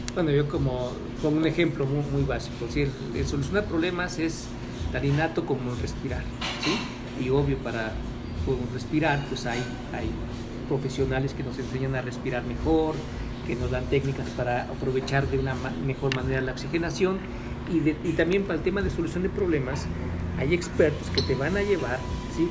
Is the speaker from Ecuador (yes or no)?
no; Mexico; como mexicanos